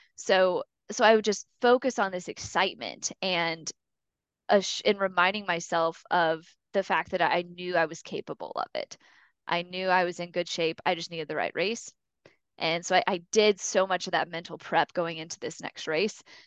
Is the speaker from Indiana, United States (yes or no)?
yes; Mishawaka, Indiana, United States; I grew up in Mishawaka, Indiana, which is up right by South Bend